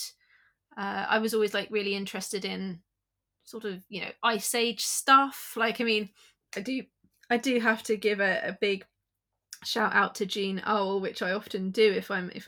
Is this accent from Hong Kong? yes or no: no; London, United Kingdom; So I grew up in London, I'm in South London